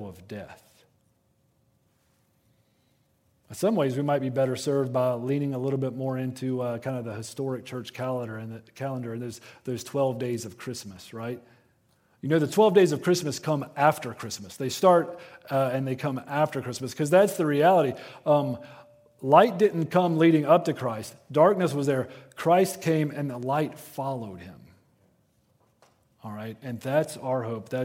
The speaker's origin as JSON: {"language": "English", "region": "Western North Carolina", "country": "United States", "said": "I am from Western North Carolina. Ornamental shrubbery is kind of our thing, all right? Like, that is a threat to our livelihood where I'm from"}